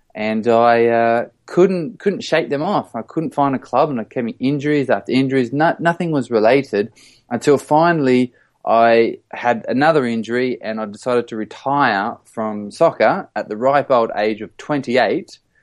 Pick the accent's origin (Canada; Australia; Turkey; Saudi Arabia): Australia; moved away as an adult; now in London, United Kingdom; I'm an Australian who lives in London